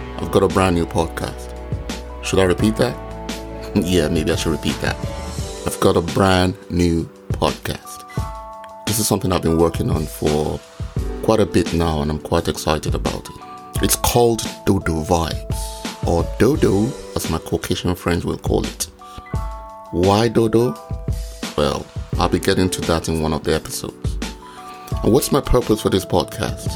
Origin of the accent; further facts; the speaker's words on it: Nigeria; my Nigerian people